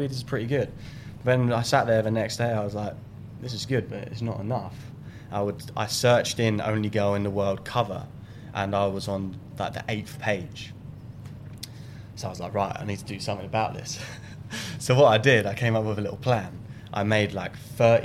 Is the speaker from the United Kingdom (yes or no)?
yes; Brighton, South East England, United Kingdom; growing up in Brighton